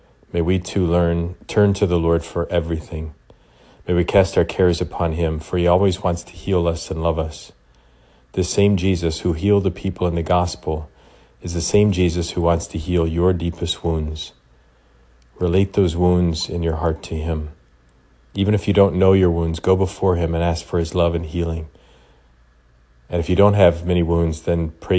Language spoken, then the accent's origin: English; Illinois, United States; I'm from Illinois